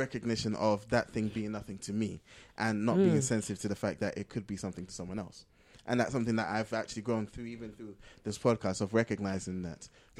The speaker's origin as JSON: {"language": "English", "country": "Ghana", "tie": "born or raised there", "said": "Being Ghanaian, growing up in Ghana"}